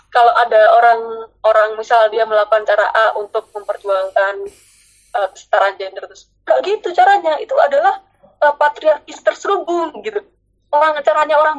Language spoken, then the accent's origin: Indonesian; Surabaya, East Java, Indonesia; accent: Surabaya dialect; jadi karena aku orang Surabaya dan aku selalu kebiasaan ngomong bahasa dialek Surabaya jadi bahasa Indonesia aku agak kacau menurut aku